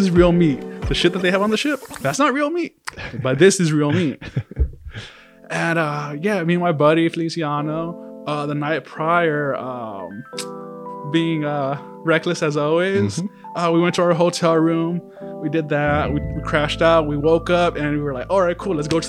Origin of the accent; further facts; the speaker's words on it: Santa Cruz, California, United States; I grew up in the Santa Cruz area